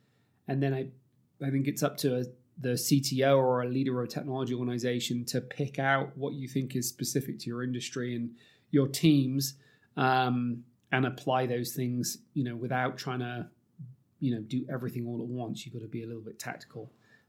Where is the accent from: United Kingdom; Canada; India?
United Kingdom; accent: British; you probably can tell from my accent, I'm slightly biased towards British media